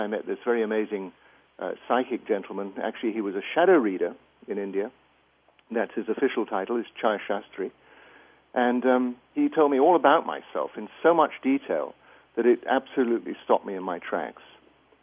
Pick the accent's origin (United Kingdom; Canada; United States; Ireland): United Kingdom; England; moved away as an adult; as you can probably get from my accent, I grew up in England, went through the schooling system there